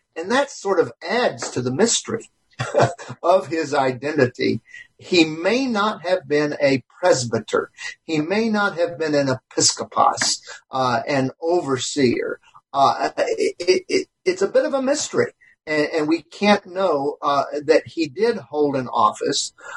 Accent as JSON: {"language": "English", "region": "South Carolina", "country": "United States", "tie": "born or raised there", "accent": "Southern", "moved": "yes", "lives_now": "Santa Clarita, United States", "said": "I grew up in South Carolina"}